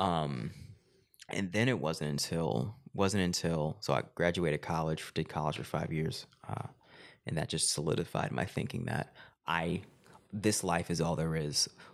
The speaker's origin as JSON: {"language": "English", "region": "Arkansas", "country": "United States", "also_born_or_lived": "Los Angeles", "moved": "as an adult", "said": "I went back home to Arkansas, where I'm from"}